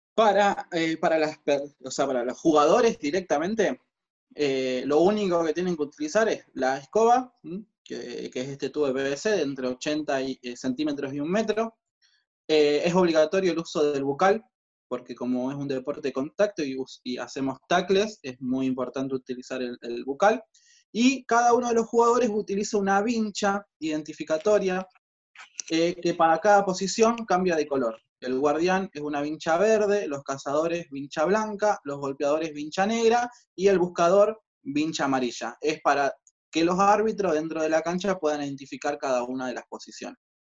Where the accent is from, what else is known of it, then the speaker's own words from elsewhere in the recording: Rosario, Santa Fe, Argentina; nosotros somos de Rosario